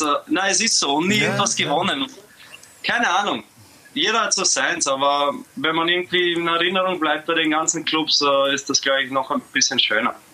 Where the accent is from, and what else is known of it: Austria; moved away as an adult; now in Zagreb, Croatia